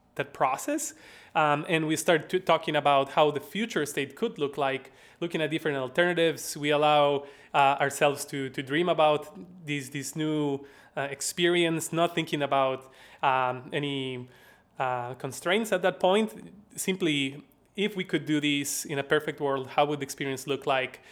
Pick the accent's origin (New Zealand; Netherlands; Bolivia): Bolivia; La Paz; accent: Southern; now in Madison, United States; I am from La Paz, Bolivia.